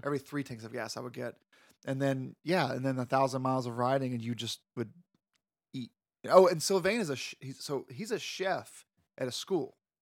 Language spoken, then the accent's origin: English; Florida, United States; I'm from Florida.